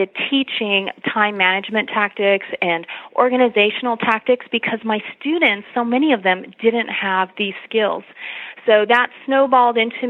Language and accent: English; Los Angeles, California, United States; moved away as an adult; also born or lived in Texas; now in San Antonio, United States; I was born and raised in Los Angeles